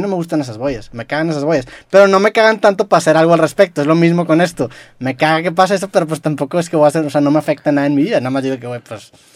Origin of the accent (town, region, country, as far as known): Mexico